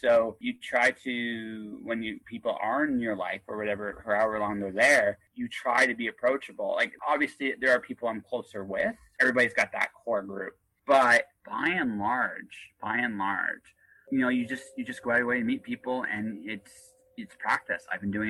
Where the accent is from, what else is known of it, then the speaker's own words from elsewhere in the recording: Oshawa, Ontario, Canada; born there; also born or lived in Milton / Windsor / London, Ontario; I moved around a lot when I was a kid. I was born in Oshawa, lived in Milton, moved as a kid to Windsor, went back to Oshawa, then went to Park Hill, Ontario, went to London, Ontario, spent my summers in Detroit, Michigan